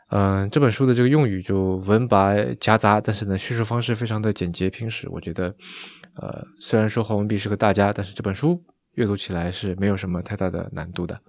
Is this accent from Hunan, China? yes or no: no; Shaoxing, Zhejiang, China; 在我长大的地方，在绍兴